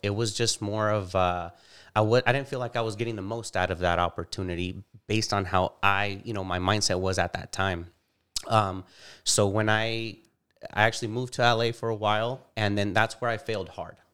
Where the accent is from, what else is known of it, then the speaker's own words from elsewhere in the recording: Bakersfield, California, United States; I was born and raised here in Bakersfield